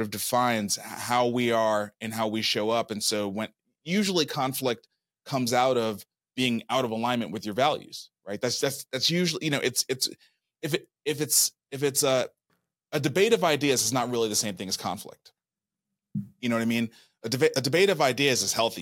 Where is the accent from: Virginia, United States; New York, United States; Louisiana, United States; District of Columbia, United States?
New York, United States; Brooklyn; moved away as an adult; also born or lived in Atlanta / Nashville, Tennessee; I was born and raised in Brooklyn, New York